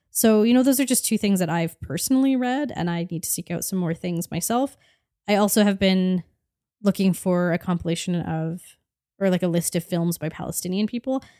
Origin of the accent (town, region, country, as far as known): Canada